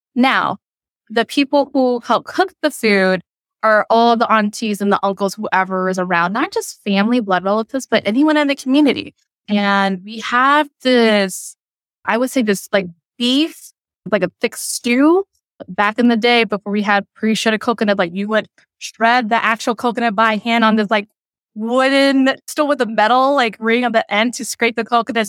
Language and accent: English; United States; first language Cham; I grew up and raised in America